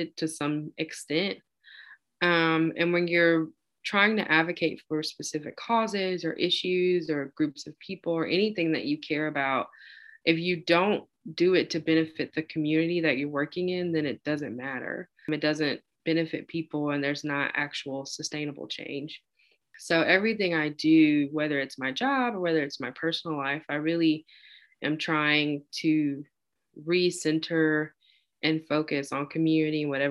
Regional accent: Tupelo, Mississippi, United States; moved away as an adult; also born or lived in Oxford, Mississippi; now in Birmingham, United States; I was born and raised in Tupelo, Mississippi

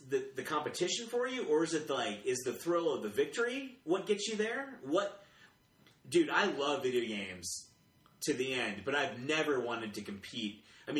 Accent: Atlanta, Georgia, United States; now in Colorado Springs, United States; I'm from Atlanta.

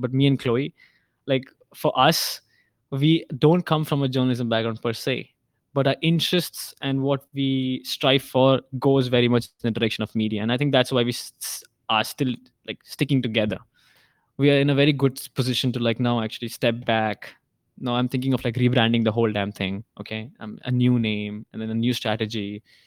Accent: India; now in Hong Kong; I'm Indian.

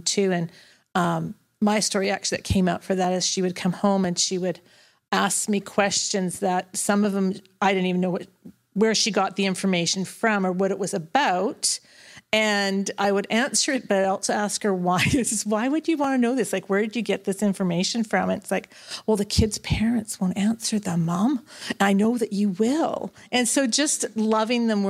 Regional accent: Surrey, British Columbia, Canada; moved away as an adult; now in Victoria, Canada; I grew up in Surrey and live in Victoria off and on now for the last probably 20 plus years.

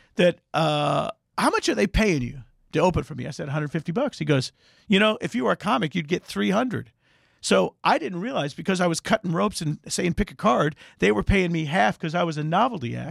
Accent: Indiana, United States; I'm a Jew from Indiana

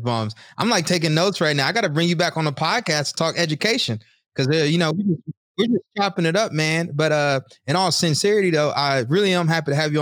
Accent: the South, United States; moved away; I'm from the South

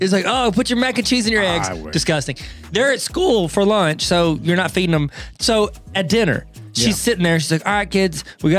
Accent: England, United Kingdom; I'm English. I say English words wrong.

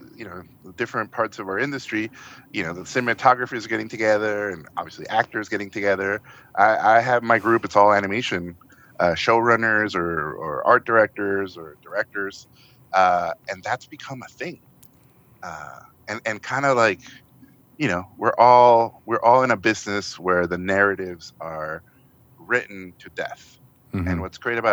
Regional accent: Tijuana, Baja California, Mexico; English is a second language; moved away; I grew up in the border in Tijuana

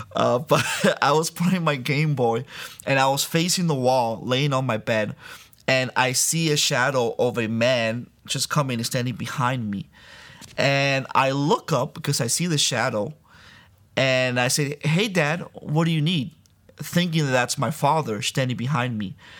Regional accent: Miami, Florida, United States; also born or lived in Santo Domingo, Dominican Republic; I was born in Santo Domingo, Dominican Republic, uh, but raised in Miami

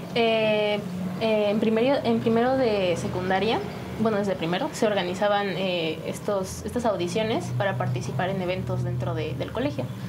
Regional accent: San Juan del Río, Querétaro, Mexico; De San Juan del Río. Sí, aquí nací

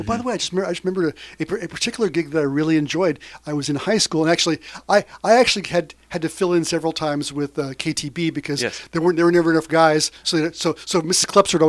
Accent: Ketchikan, Alaska, United States; When I grew up in Ketchikan, people didn't travel. And this is back in the 60s, so it was back a ways.

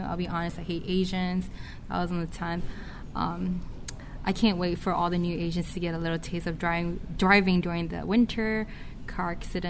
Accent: United States; I was born in the United States, you know. Mm-hmm. Like, so I was like, I'm Asian American

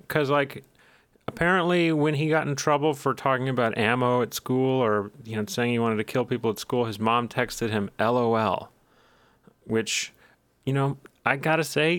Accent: Texas, United States; We have. I'm a Texan.

